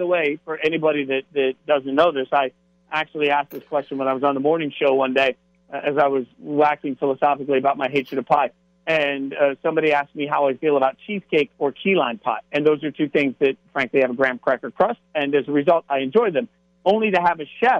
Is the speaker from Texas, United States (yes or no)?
no; Las Vegas, Nevada, United States; moved away; also born or lived in the South; I grew up in Vegas, not far from the Marie Callender store.